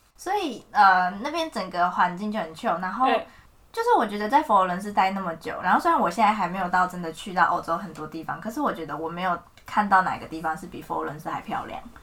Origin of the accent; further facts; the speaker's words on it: Taiwan; moved away as an adult; also born or lived in Florence, Italy; 我就是台湾